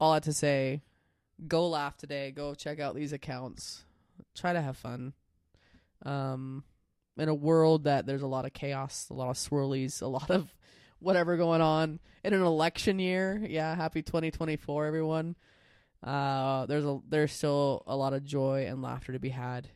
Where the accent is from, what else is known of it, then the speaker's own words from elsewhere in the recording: United States; I'm a reasonably proud American